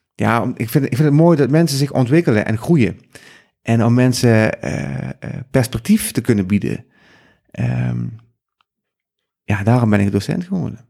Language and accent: Dutch; South Limburg, Netherlands; moved away as an adult; now in Amsterdam, Netherlands; kom zelf uit Zuid-Limburg